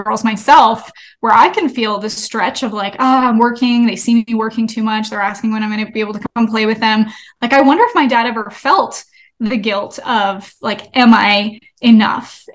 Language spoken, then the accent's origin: English; Canada; I'm from Canada, and my parents own a hockey league, which is very Canadian of us